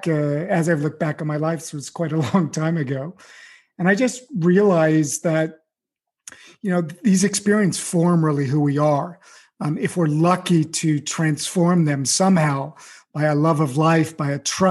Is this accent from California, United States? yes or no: yes; Beverly Hills, California, United States; I grew up in Beverly Hills in, you know, pretty good situation.